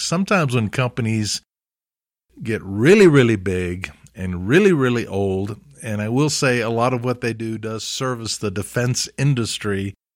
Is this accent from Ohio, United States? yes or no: no; Alabama, United States; I grew up in Alabama